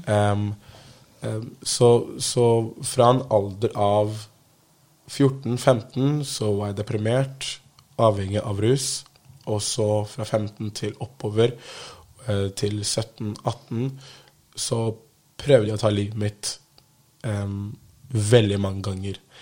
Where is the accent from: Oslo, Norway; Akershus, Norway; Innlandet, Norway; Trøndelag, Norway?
Oslo, Norway; jeg er fra Holmlia, som er en bydel i Oslo